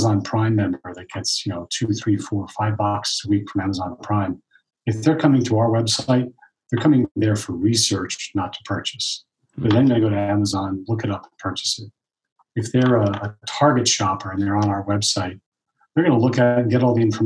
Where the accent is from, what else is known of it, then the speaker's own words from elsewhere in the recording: East Coast, United States; I'm from the East Coast